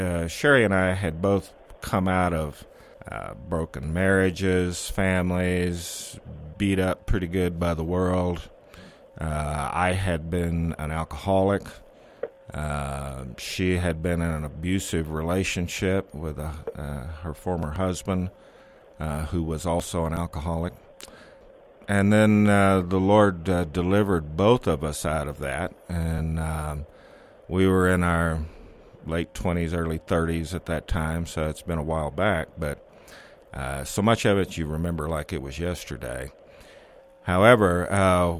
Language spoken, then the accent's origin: English; Texas, United States; I'm born and raised in Texas